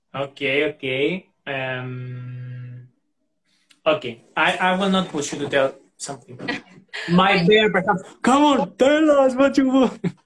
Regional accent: Xanthi, Eastern Macedonia and Thrace, Greece; English is a second language; I am in my hometown, which is Xanthi

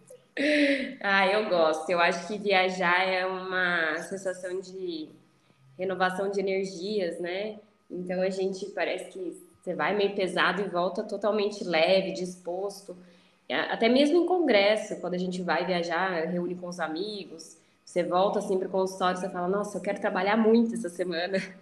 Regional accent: Campinas, São Paulo, Brazil; now in Bragança Paulista, Brazil; Eu nasci em Campinas, que é uma cidade vizinha aqui, né? Só que a minha família reside numa cidade próxima a Bragança

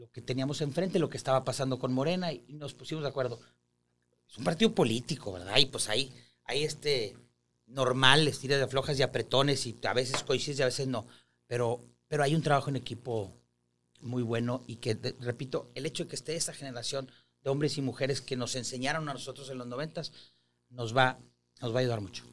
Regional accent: Monterrey, Nuevo León, Mexico; soy un regiomontano de 45 años.

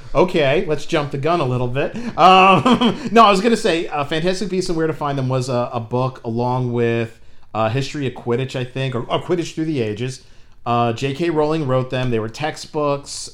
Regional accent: United States; I'm an American

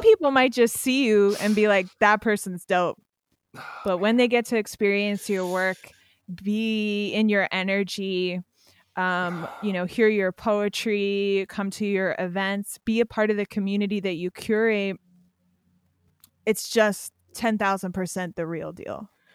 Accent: Pennsylvania, United States; I'm from Pennsylvania

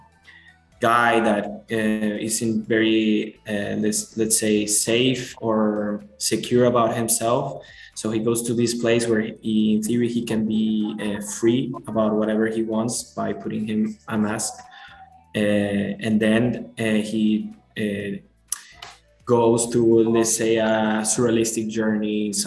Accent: Venezuela; English is a second language; now in Spain; I live right now in Spain, but I'm from Venezuela.

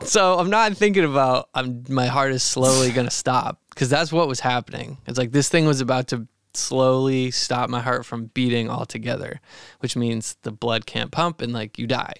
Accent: Maine, United States; growing up in Maine, we'd run through the woods, tall grass

